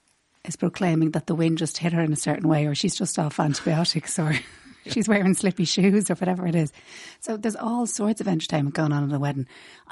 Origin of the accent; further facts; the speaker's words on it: Rathfarnham, Leinster, Ireland; I'm from Rathfarnham.